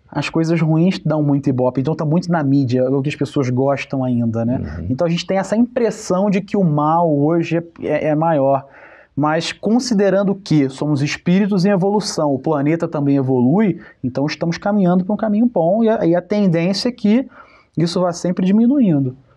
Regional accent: Rio de Janeiro, Brazil; Eu sou carioca

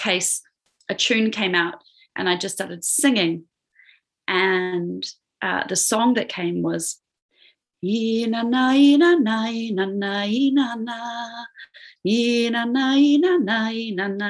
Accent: New Zealand; moved away as an adult; also born or lived in Australia / Peru; I was born in Aotearoa, New Zealand, which is where I am now. But I was overseas for about 10 years, living in Australia, and then also living in Peru

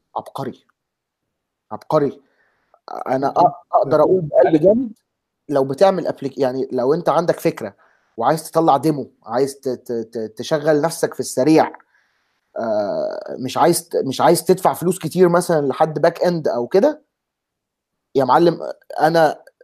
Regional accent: Egypt; moved away; احنا اثنين مصريين ثلاثه مصريين آه، آه، دلوقتي ثلاثه مصريين

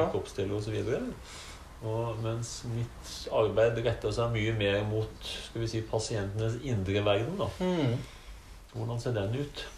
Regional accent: Arendal, Agder, Norway; moved away as an adult; also born or lived in Eastern Norway / Larvik; now in Heggedal, Norway; født og oppvokst i Arendal

